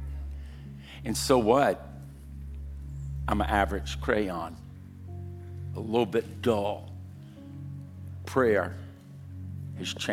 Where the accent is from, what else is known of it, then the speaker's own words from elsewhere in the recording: Louisiana, United States; now in California, United States; I'm from Louisiana.